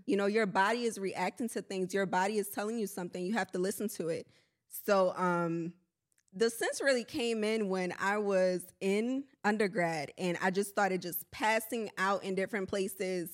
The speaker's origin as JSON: {"language": "English", "town": "New Orleans", "region": "Louisiana", "country": "United States", "also_born_or_lived": "Honduras", "moved": "yes", "lives_now": "Houston, United States", "said": "I'm from New Orleans, Louisiana"}